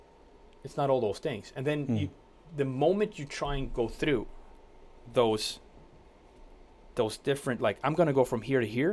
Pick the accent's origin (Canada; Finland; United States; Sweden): Sweden; when I grew up in Sweden